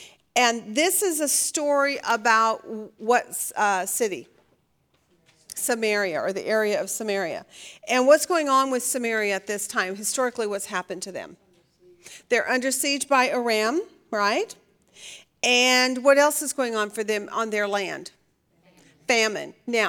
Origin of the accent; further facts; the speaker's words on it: Oregon, United States; I should know this because I grew up in Oregon.